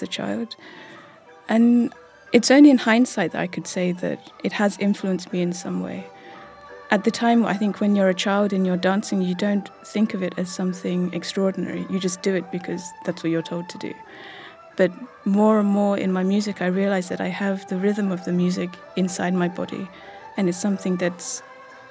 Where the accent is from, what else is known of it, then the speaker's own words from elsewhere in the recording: London, United Kingdom; I was born in 1987 in London